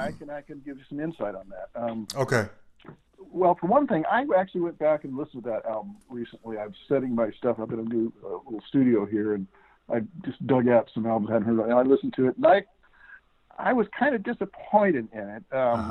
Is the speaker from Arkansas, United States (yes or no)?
no; Texas, United States; moved away; We're both from Texas.